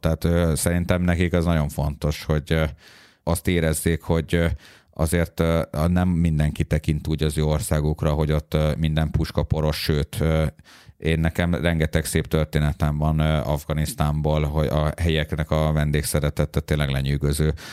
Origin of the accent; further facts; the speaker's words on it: Budapest, Hungary; én Budapestről az ötödik kerületből eljöttem